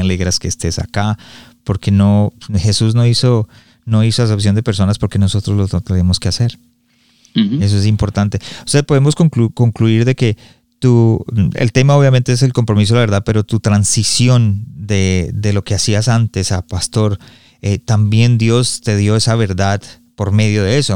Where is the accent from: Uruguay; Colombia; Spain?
Colombia; yo soy colombiano